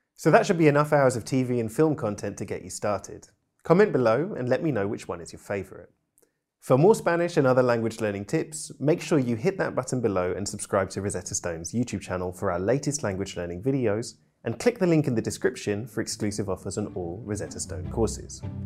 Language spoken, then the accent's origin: English; United Kingdom; I'm British polyglot